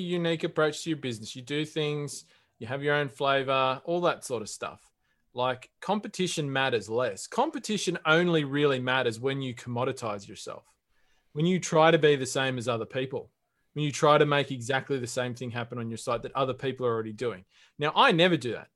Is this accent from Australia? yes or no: yes; Australia